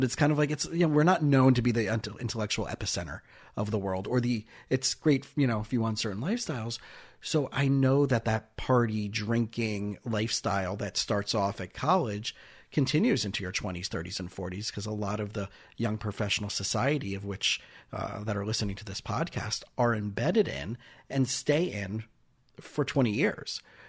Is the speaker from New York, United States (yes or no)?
no; South Florida, United States; also born or lived in Israel; I grew up in South Florida, and after high school, I spent 2 years in Israel